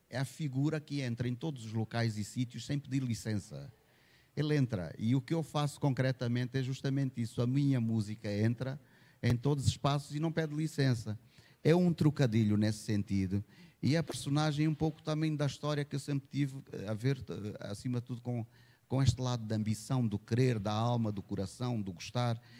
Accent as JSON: {"language": "Portuguese", "country": "Angola", "said": "sendo angolano"}